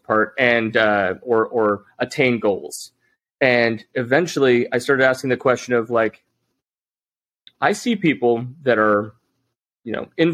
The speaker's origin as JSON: {"language": "English", "region": "Utah", "country": "United States", "tie": "born or raised there", "said": "I grew up in Utah"}